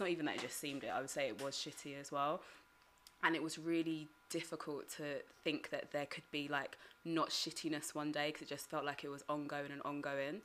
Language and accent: English; United Kingdom; my family heritage I'm Ugandan mm-hmm. but growing up in Britain